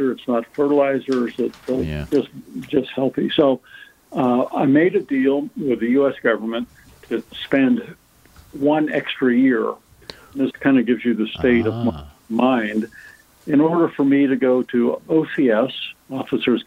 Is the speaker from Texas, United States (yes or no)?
no; Erie, Pennsylvania, United States; went back to Erie, Pennsylvania, my hometown